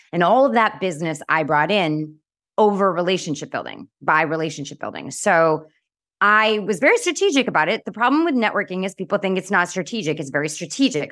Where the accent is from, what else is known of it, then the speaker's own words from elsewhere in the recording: Boston, Massachusetts, United States; I'm from Boston.